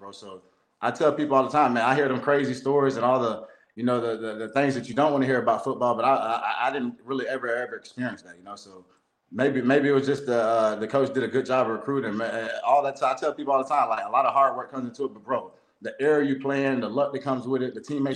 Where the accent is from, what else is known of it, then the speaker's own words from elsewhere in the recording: Lakeland, Florida, United States; I'm from Lakeland, Florida